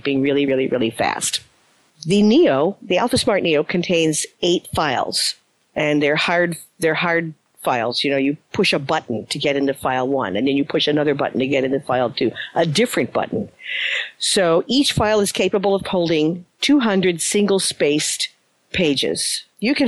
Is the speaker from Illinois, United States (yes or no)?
yes; Chicago, Illinois, United States; attended in Chicago, my hometown